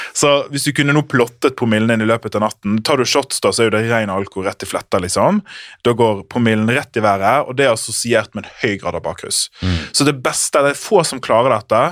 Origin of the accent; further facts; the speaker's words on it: Sotra, Vestland, Norway; jeg er fra Sota